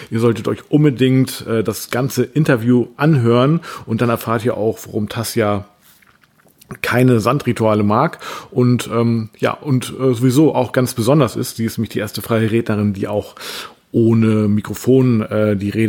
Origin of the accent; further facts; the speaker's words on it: Bremen area, Germany; Also ich kenne Bremen. Ich, ich meine, ich komme ja auch aus der Nähe von Bremen, aber Lilienthal habe ich tatsächlich noch nie gehört.